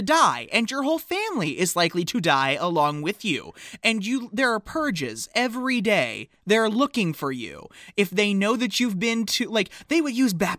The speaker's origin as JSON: {"language": "English", "country": "United States", "said": "We're from America."}